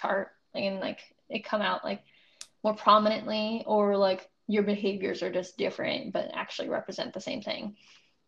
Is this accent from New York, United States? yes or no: no; California, United States; also born or lived in Maryland; I just grew up in California